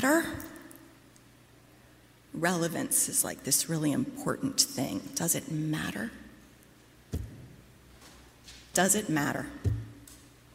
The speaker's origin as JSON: {"language": "English", "region": "Midwest", "country": "United States", "tie": "born or raised there", "moved": "yes", "lives_now": "Brooklyn, United States", "said": "I grew up in the Midwest"}